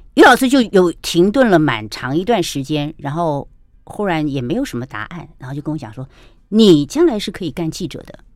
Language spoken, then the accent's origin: Chinese; Taoyuan, Taiwan; also born or lived in Kaohsiung, Taiwan; 我们眷舍，眷舍被我们分在桃园，也是个乡下